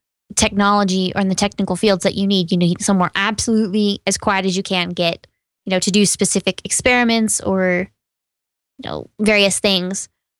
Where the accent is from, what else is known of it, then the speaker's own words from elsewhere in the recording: Texas, United States; Yeah, I grew up in East Texas.